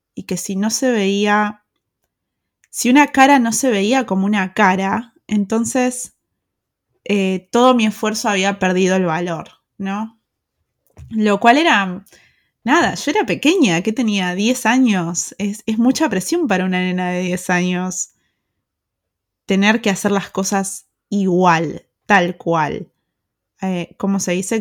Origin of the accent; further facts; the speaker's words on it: Argentina; moved away as an adult; also born or lived in Pilar, Argentina; now in Germany; soy argentina